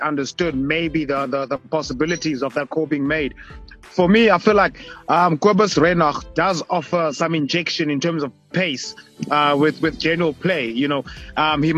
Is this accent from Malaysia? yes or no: no; South Africa; As South African rugby lovers